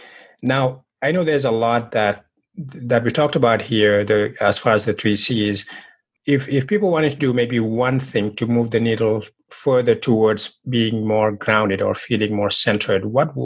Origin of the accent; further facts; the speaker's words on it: Senegal; moved away; I'm originally from Senegal, West Africa.